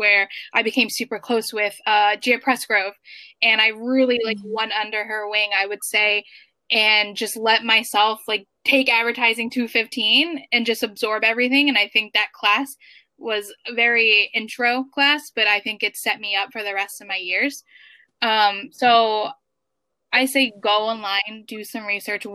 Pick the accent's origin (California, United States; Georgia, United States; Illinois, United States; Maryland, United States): Maryland, United States; Baltimore; moved away as an adult; now in New York, United States; I grew up in Baltimore City